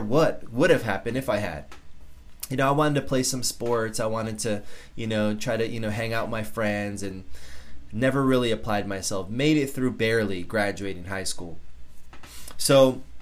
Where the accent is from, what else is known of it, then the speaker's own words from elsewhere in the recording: Norwalk, Connecticut, United States; I grew up in South Norwalk in Connecticut